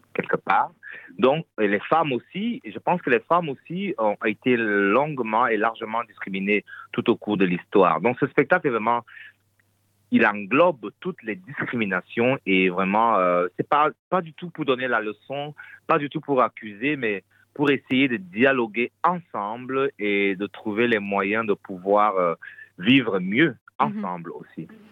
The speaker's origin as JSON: {"language": "French", "region": "Fang of South Cameroon", "country": "Cameroon", "also_born_or_lived": "Belgium", "moved": "yes", "lives_now": "Brussels, Belgium", "said": "je suis originaire des Fans du Sud Cameroun"}